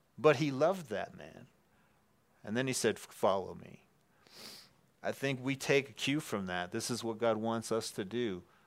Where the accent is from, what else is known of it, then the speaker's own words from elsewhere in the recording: Wisconsin, United States; moved away; we're both from Wisconsin